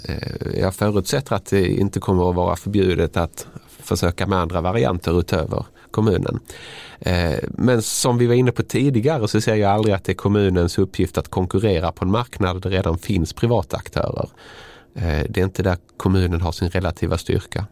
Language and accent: Swedish; Malmö, Skåne, Sweden; min hemstad Malmö